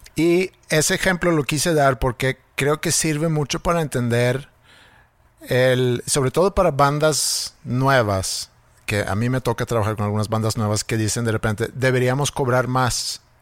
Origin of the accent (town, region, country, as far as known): Sweden; born or raised there; moved away